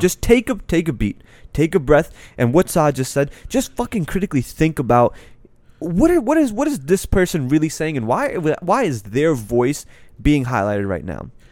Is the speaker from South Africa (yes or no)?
no; Pakistan; now in United States; I'm Pakistani